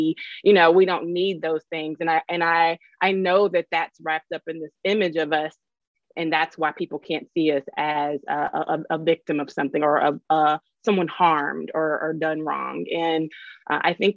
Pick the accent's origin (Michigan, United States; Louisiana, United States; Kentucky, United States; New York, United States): Kentucky, United States; Louisville; I'm from Louisville. And I haven't always lived here, but I'm from here